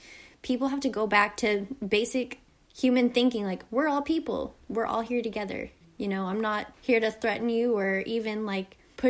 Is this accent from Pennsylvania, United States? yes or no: no; Harrison, Arkansas, United States; moved away as an adult; also born or lived in Toronto area, Ontario, Canada; now in Toronto, Canada; I grew up in Harrison, Arkansas, where it is predominantly white people